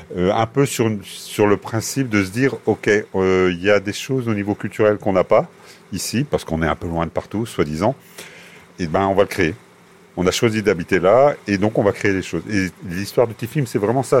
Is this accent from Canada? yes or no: no; Mellionnec, Brittany, France; je suis de Mélionnec. Je suis un paysan. Fondamentalement, je suis un paysan qui a quitté sa terre un temps venu